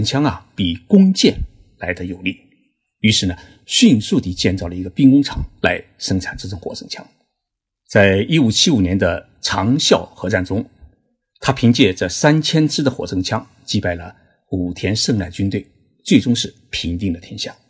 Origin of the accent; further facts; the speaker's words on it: China; now in Tokyo, Japan; 我们中国人燃放烟火呢